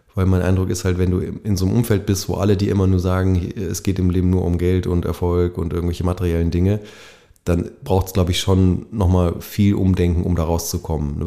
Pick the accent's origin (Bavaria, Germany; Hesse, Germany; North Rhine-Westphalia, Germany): Bavaria, Germany; ich bin in Bayern aufgewachsen, also in, in Westdeutschland im kapitalistischen Westen